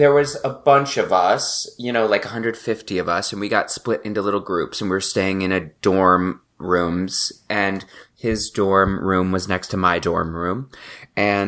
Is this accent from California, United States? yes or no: no; Valparaiso, Indiana, United States; moved away; I grew up in Indiana, like an hour outside Chicago, kind of like the New Jersey armpit of Chicago